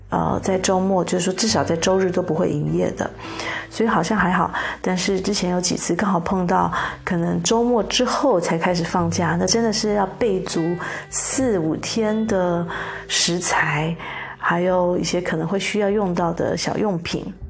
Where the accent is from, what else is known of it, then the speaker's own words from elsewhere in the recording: Taiwan; 我们台湾人还是喜欢有点肥的，有点甜的